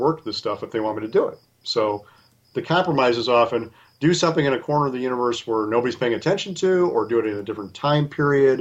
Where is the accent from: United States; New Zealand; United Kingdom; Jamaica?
United States; Wisconsin; I'm born and raised in Wisconsin